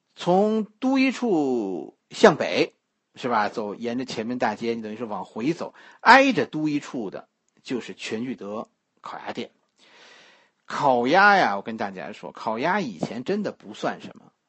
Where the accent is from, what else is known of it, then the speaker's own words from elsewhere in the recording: Beijing, China; 我是吃护国寺小吃长大的